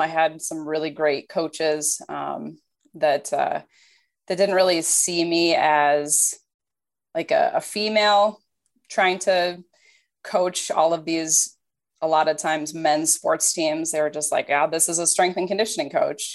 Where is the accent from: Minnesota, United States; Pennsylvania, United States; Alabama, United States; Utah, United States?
Minnesota, United States; moved away as an adult; also born or lived in Iowa; I grew up in Minnesota